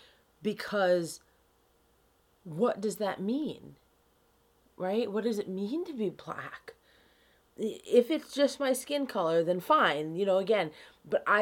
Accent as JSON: {"language": "English", "town": "Key West", "region": "Florida", "country": "United States", "tie": "born or raised there", "also_born_or_lived": "Rochester, New York", "moved": "yes", "said": "So I grew up in Key West, Florida"}